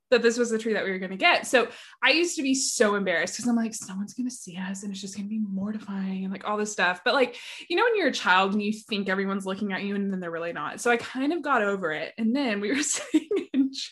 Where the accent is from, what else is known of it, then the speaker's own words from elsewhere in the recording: Nashville, Tennessee, United States; moved away as an adult; I grew up here in Nashville, but then moved away after college